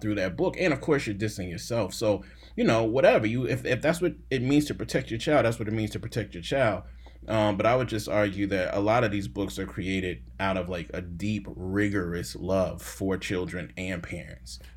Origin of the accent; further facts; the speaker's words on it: Jackson, Mississippi, United States; I'm from Jackson, Mississippi